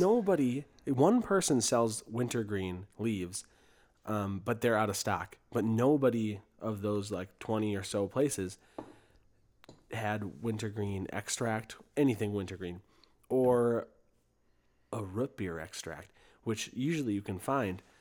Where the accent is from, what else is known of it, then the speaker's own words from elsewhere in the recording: St. Joseph, Minnesota, United States; Bad Habit Brewing Company in Saint Joseph, Minnesota, my hometown.